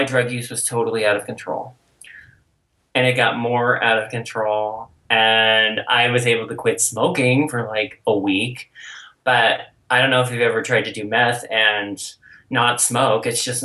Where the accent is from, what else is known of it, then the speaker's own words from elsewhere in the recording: Colorado, United States; also born or lived in Golden, Colorado; I grew up here in Colorado. And so, and especially when I moved to Golden as a teenager